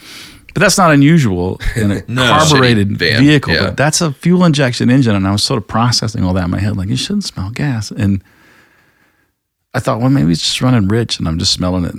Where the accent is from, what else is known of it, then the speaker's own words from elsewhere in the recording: North Carolina, United States; also born or lived in South Georgia; I was born in North Carolina and moved to South Georgia.